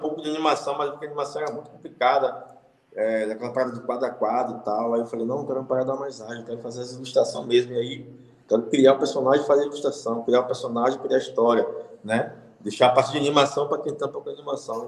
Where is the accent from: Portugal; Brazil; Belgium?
Brazil; Salvador, Bahia; Da parte de onde eu nasci, da maré.